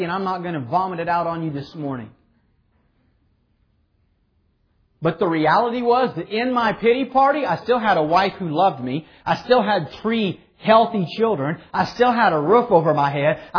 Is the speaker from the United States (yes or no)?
yes; Clearwater, Kansas, United States; I've lived here my whole life. Never lived anywhere else in my entire life. Born and raised in Clearwater, Kansas.